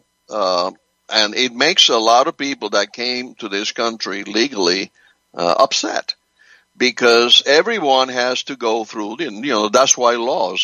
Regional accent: Cuba; also born or lived in Spain; now in United States; I was born in Cuba. I came to this country in 1963

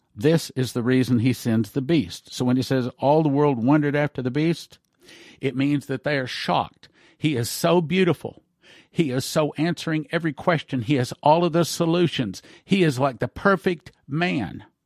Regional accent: Texas, United States; being Texan

